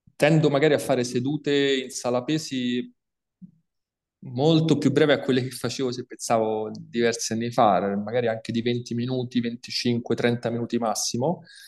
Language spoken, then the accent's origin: Italian; Italy; now in Chemnitz, Germany; io che sono italiano